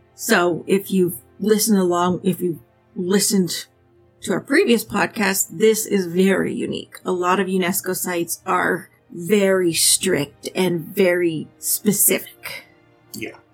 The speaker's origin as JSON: {"language": "English", "country": "Canada", "said": "we're Canadian and we don't have huge cities either"}